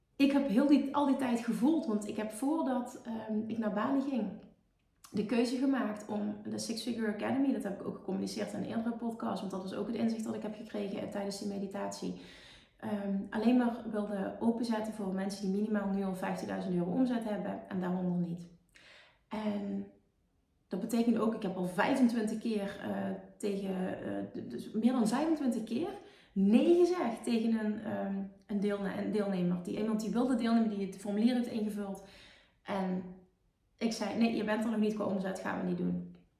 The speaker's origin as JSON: {"language": "Dutch", "country": "Netherlands", "said": "Ik kom uit Nederland"}